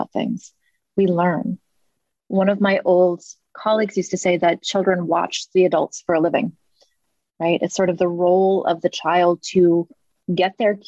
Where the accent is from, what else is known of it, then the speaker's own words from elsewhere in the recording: New England, United States; I grew up in New England as well.